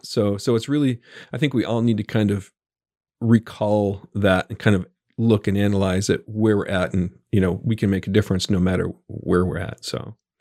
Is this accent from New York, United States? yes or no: yes; Buffalo, New York, United States; now in central Arkansas, United States; I was born and raised in Buffalo, New York